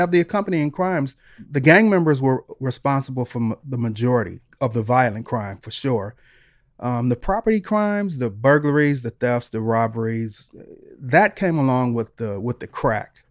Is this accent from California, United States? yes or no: no; Detroit, Michigan, United States; moved away; also born or lived in Los Angeles; when I was growing up in Detroit